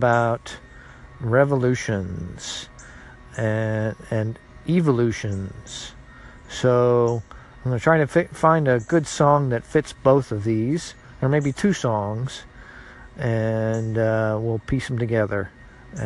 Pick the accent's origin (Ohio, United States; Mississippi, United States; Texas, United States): Ohio, United States; Cincinnati; now in Atlanta, United States; I'm from Cincinnati, Ohio